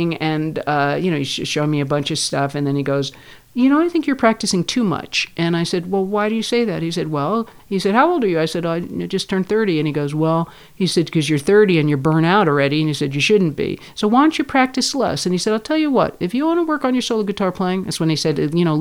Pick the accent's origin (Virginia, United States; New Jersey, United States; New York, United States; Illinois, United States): New York, United States; moved away as an adult; also born or lived in San Francisco; I'm from New York.